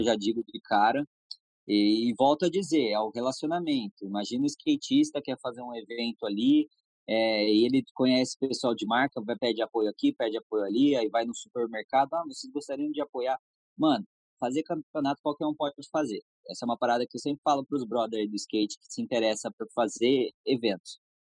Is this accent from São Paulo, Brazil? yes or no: yes; Jacareí, São Paulo, Brazil; a gente é de Jacareí, né? Eu nasci em Jacareí